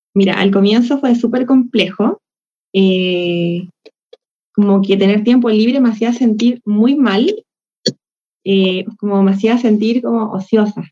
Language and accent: Spanish; Chile; acá yo soy, soy de Chile